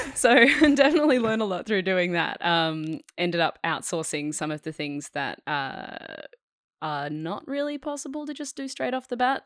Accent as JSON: {"language": "English", "town": "Perth", "region": "Western Australia", "country": "Australia", "tie": "born or raised there", "said": "So, I grew up in Perth, um, I grew up on a five acre property of bushland."}